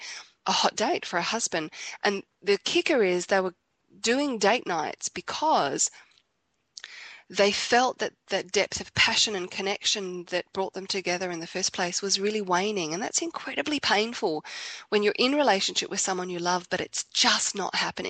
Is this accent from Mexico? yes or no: no; Australia; I'm from Australia